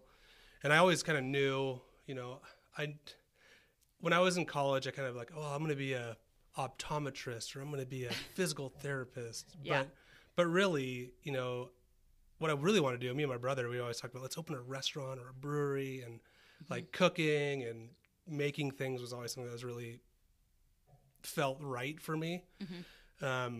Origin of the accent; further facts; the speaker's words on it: Santa Cruz, California, United States; moved away as an adult; also born or lived in Santa Rosa, California / Redlands, California; now in Idaho, United States; I grew up in Santa Cruz, went to high school there